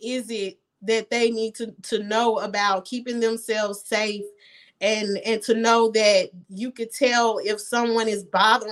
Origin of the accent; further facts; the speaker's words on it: United States; moved away as an adult; also born or lived in Ghana; I was born here